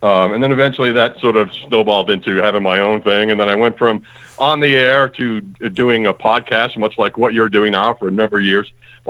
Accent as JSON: {"language": "English", "region": "Massachusetts", "country": "United States", "tie": "born or raised there", "also_born_or_lived": "Arizona", "moved": "yes", "lives_now": "Maryland, United States", "said": "I grew up in Massachusetts, actually. So I kind of grew up on the East Coast"}